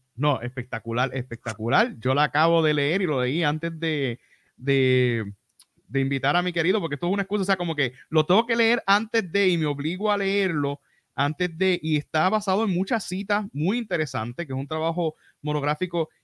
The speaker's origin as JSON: {"language": "Spanish", "town": "San Germán", "country": "Puerto Rico", "said": "yo soy aquí de San Germán, somos del oeste"}